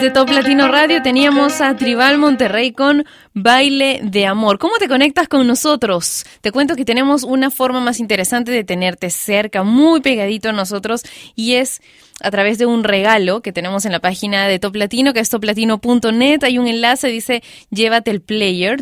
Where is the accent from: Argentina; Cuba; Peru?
Peru